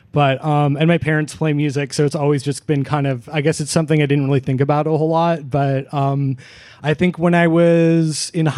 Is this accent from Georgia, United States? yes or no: no; Seattle, Washington, United States; moved away as an adult; now in Olympia, United States; I'm from Seattle originally